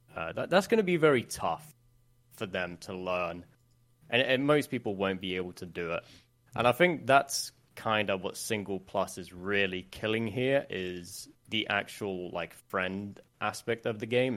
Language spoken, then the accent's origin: English; Sweden; English is a second language; a lot of people think I'm English when I'm not. So, I, I'm Swedish